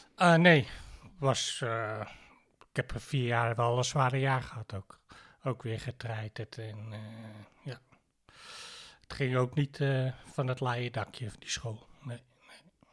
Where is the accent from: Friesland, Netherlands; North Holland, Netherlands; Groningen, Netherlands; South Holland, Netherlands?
North Holland, Netherlands; Heemstede; geboren en getogen in Heemstede